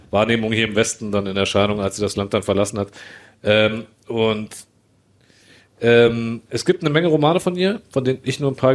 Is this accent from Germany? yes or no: no; Bosnia & Herzegovina; ich bin ja auch Bosnier